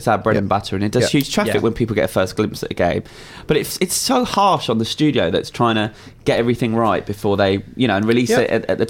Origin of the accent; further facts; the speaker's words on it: United Kingdom; because I'm so British